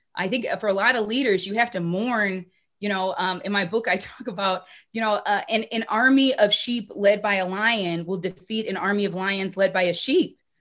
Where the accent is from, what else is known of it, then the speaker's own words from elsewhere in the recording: Minneapolis, Minnesota, United States; Growing up in Minneapolis